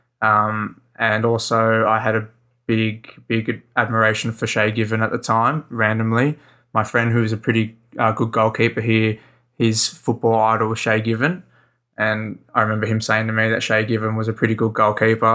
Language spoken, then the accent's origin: English; Sydney, New South Wales, Australia; I'm from Sydney, Australia, just in the southern suburbs there